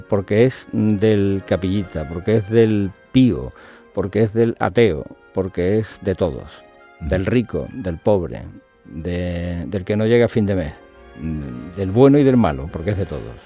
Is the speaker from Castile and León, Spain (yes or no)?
no; Andalusia, Spain; somos andaluces y, somos gente de aquí